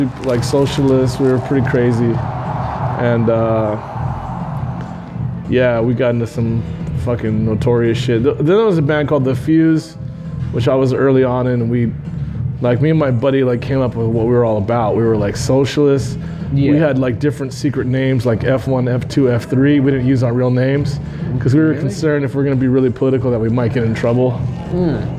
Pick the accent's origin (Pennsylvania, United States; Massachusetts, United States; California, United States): California, United States; Whittier; also born or lived in Reno; I grew up mostly here in Whittier.